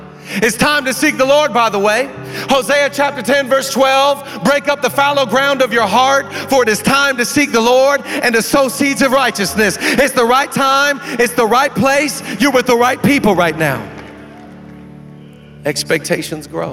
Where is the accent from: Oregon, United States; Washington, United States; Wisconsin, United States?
Washington, United States; moved away; I'm a kid from Washington. I grew up on an island.